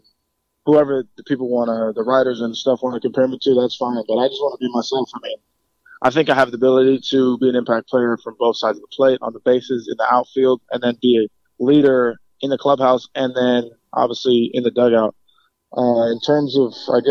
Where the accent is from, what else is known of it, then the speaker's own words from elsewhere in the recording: New York City, New York, United States; growing up in the Bronx, like 10 minutes from Yankee Stadium